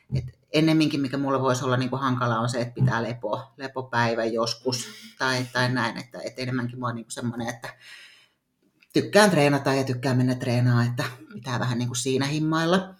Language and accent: Finnish; Tampere, Pirkanmaa, Finland; now in Nokia, Finland; Juuri Tampereella olen syntynyt ja, ja tota, asunut lapsuuden Hervannassa